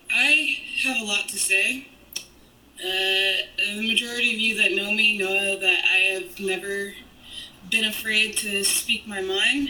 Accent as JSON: {"language": "English", "town": "Chicago", "region": "Illinois", "country": "United States", "tie": "born or raised there", "said": "I fucking born and raised in Chicago"}